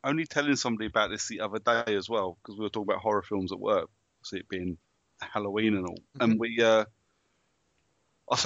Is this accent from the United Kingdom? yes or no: yes; London, United Kingdom; now in Milton Keynes, United Kingdom; I'm from South London